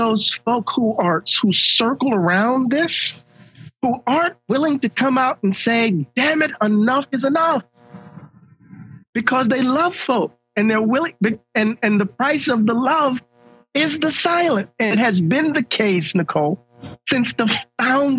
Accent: Mississippi, United States; I'm from Mississippi. That's what we say. Crazy as a Betsy bug

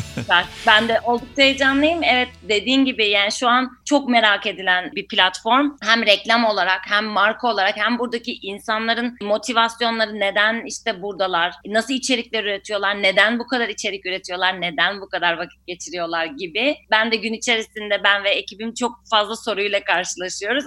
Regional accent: Ankara, Turkey; Tabii ki aslında Ankaralıyım

